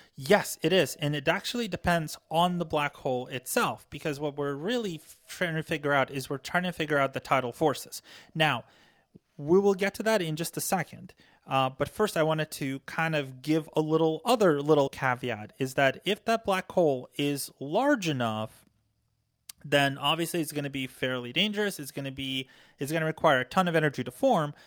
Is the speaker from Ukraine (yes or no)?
yes; Ukraine; now in United States; I was born and raised in Ukraine